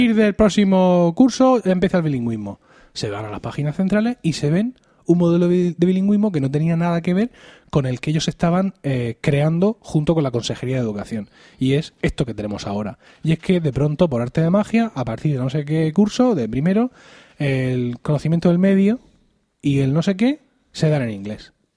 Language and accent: Spanish; Murcia, Region of Murcia, Spain; also born or lived in Elche; Yo soy de aquí de Murcia